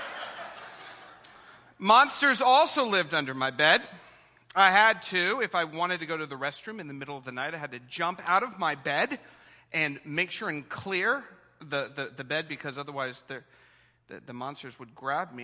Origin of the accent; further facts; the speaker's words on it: Ohio, United States; moved away as an adult; now in California, United States; I'm from Ohio, which is a great place to be from